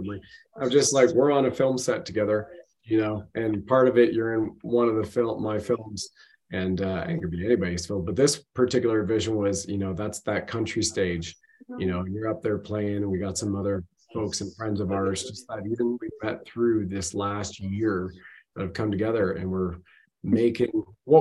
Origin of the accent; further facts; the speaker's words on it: Ontario, Canada; we grew up in Ontario